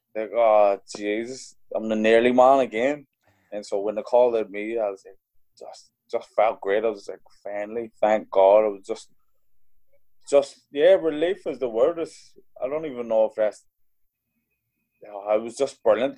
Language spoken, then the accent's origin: English; Belfast, Northern Ireland, United Kingdom; also born or lived in London; I grew up in Belfast, like in the the tail end of the troubles